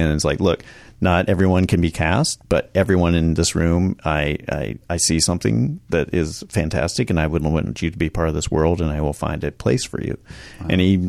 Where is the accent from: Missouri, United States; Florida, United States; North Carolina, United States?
North Carolina, United States; Charlotte; North Carolina.